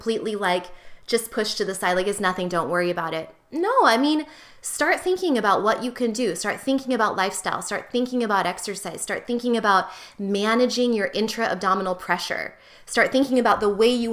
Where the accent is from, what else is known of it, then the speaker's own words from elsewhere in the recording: United States; as an American